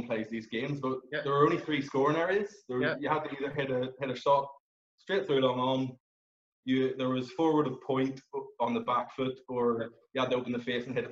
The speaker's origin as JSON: {"language": "English", "town": "Belfast", "region": "Northern Ireland", "country": "United Kingdom", "tie": "born or raised there", "said": "I grew up here in Belfast"}